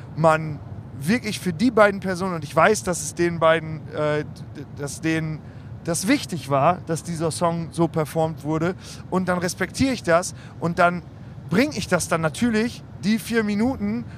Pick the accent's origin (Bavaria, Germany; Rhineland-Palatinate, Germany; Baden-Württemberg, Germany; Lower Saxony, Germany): Lower Saxony, Germany; Osnabrück; ich komme aus Osnabrück